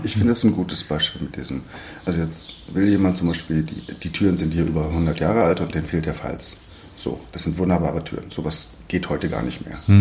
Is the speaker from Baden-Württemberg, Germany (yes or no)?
no; Berlin, Germany; als Berliner